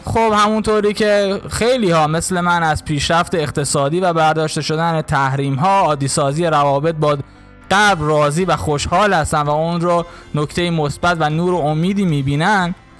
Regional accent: Iran; یک ایرانی که همیشه بهترین ها رو برای سرزمین مادری خودش میخواد

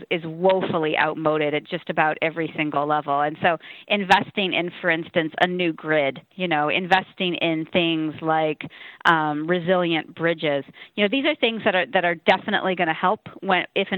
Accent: Midwest, United States; I grew up in the Midwest

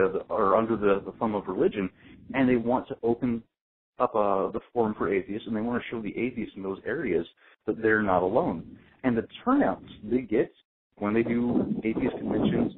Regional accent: North Carolina, United States; now in New York, United States; My home state of North Carolina

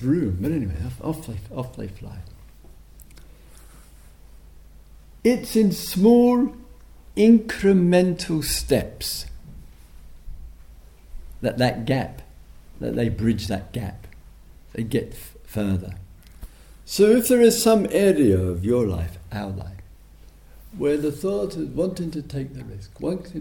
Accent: England, United Kingdom; Being English

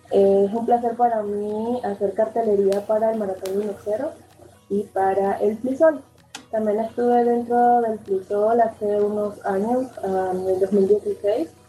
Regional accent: Venezuela; now in Mexico City, Mexico; soy venezolana, pero actualmente radico en Ciudad de México

